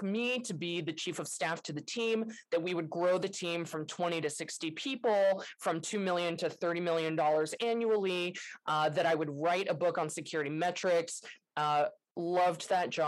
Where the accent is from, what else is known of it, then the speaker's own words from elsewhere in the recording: San Francisco, California, United States; moved away as an adult; now in Pacific Northwest, United States; I grew up in San Francisco and I was like the San Francisco kid.